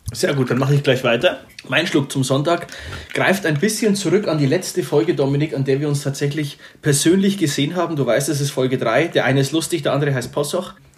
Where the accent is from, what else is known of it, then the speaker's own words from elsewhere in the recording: Upper Palatinate, Bavaria, Germany; Ich bin ja eigentlich Oberpfälzer, das kann man hier mal kurz sagen, man hört es ja bestimmt auch raus.